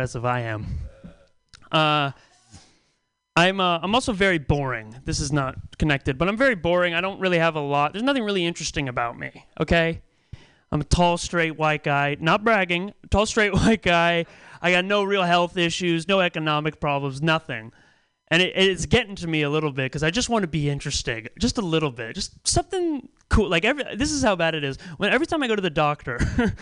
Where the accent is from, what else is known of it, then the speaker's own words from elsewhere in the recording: Pacifica, California, United States; now in San Francisco, United States; I'm from Pacifica originally